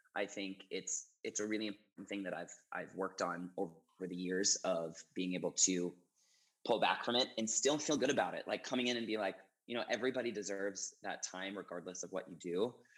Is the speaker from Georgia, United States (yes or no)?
no; Maine, United States; moved away as an adult; also born or lived in New York City, United States; now in Seattle, United States; I, like I said, grew up in a really small town